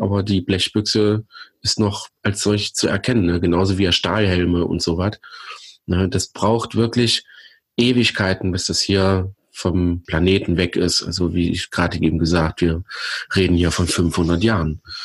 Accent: Germany; Ich komme aus der Eifel. Ich wohne quasi direkt am Westwall

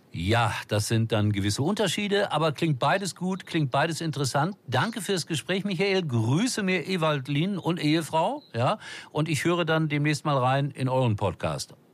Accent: Gelsenkirchen, North Rhine-Westphalia, Germany; moved away; ich bin dort zur Welt gekommen. Das ist meine Heimat

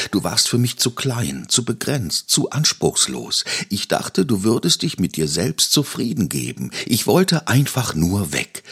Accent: Bielefeld, North Rhine-Westphalia, Germany; moved away; Bielefeld, egal wo ich bin oder sein werde, du bist und bleibst meine Heimat.

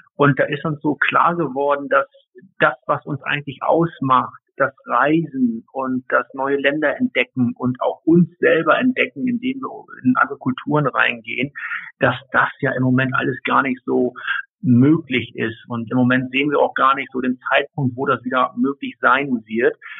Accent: Hamburg, Germany; als Hamburger Jung, ich komme ja ursprünglich aus Hamburg vom flachen Land

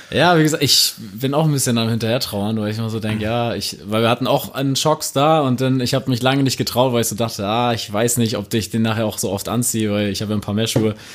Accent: Buxtehude, Lower Saxony, Germany; Ich komme aus Buxtehude

